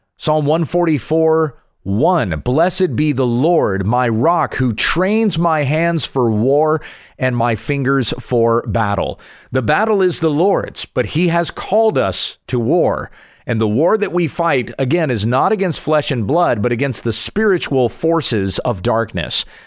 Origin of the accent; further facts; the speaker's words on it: United States; as an American